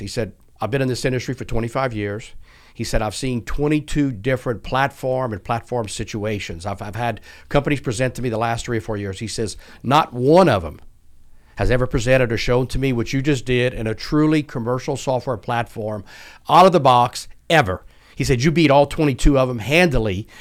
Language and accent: English; South Louisiana, United States; accent: not Houston-based; moved away; also born or lived in Houston; born and raised in South Louisiana